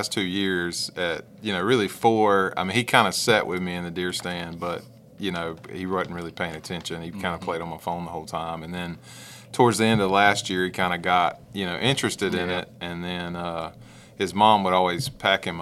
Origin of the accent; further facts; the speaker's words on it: Vidalia, Georgia, United States; I was born and raised here in Vidalia